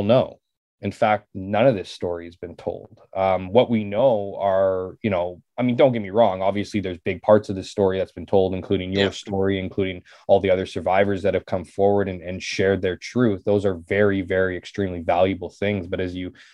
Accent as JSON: {"language": "English", "town": "Winnipeg", "region": "Manitoba", "country": "Canada", "tie": "born or raised there", "said": "I grew up in St. James. I still live in St. James."}